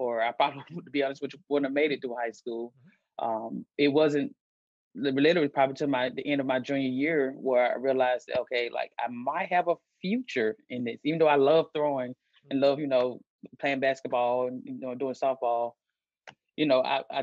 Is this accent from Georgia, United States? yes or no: yes; Albany, Georgia, United States; moved away as an adult; also born or lived in Concordia, Kansas; I'm from Albany, Georgia